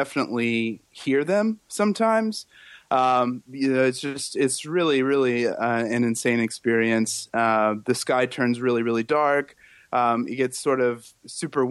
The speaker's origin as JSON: {"language": "English", "town": "Oklahoma City", "region": "Oklahoma", "country": "United States", "tie": "born or raised there", "also_born_or_lived": "Indianapolis, Indiana / Phoenix, Arizona / Sacramento, California", "moved": "yes", "said": "Spent some time in Phoenix and in Sacramento as well before moving to Oklahoma City when I was five"}